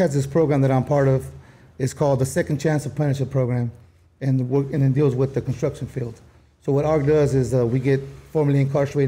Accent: Los Angeles, California, United States; also born or lived in South Central, Los Angeles; I used to be from Hickory.

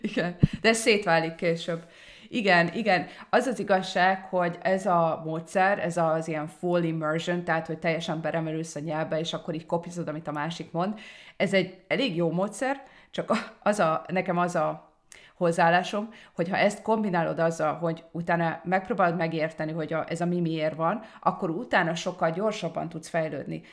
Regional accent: Hungary; moved away

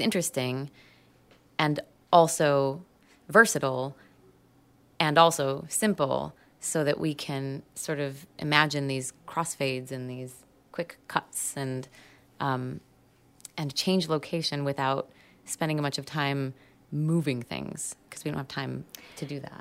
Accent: United States; I'm American

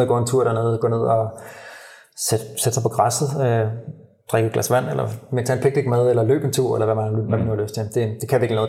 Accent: Copenhagen, Capital Region of Denmark, Denmark; moved away as an adult; now in Valencia, Spain; hjemme i København i, i november, december, i Danmark

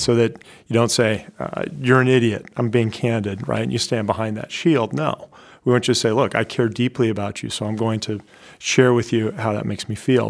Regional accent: Iowa, United States; moved away as an adult; also born or lived in West Coast; now in New Hampshire, United States; I grew up in Iowa

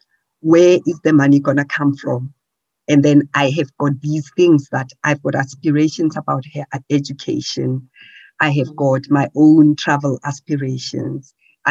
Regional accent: Pretoria, Gauteng, South Africa; So I come from Pretoria circuit.

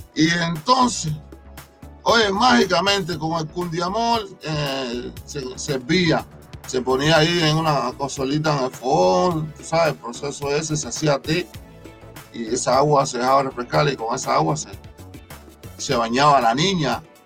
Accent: Cuba; como decimos cubanos

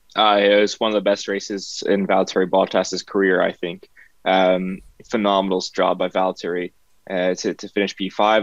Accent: Canada; as a Canadian

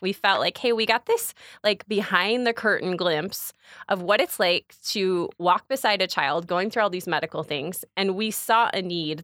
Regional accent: Bourbonnais, Illinois, United States; I was born and raised in Kankakee County

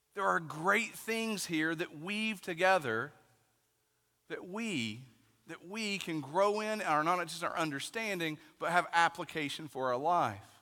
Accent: East Tennessee, United States; I'm from East Tennessee

